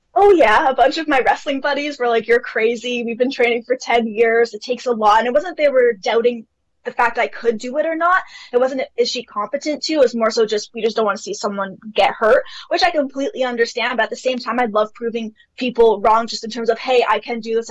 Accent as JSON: {"language": "English", "town": "Toronto", "region": "Ontario", "country": "Canada", "tie": "born or raised there", "said": "I have lived in Canada my entire life, so I'm from Toronto, Canada"}